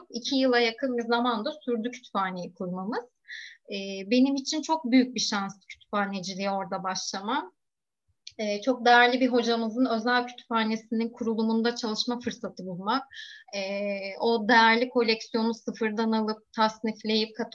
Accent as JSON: {"language": "Turkish", "town": "Ayvalık", "region": "Balıkesir", "country": "Turkey", "tie": "born or raised there", "moved": "as an adult", "lives_now": "Istanbul, Turkey", "said": "ben Ayvalık'ta büyüdüm. üniversite için İstanbul'a gelip"}